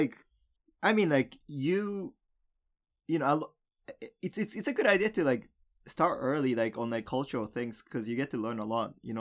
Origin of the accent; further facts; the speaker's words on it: Japan; moved away; also born or lived in United States / Canada; the only Japanese kid in school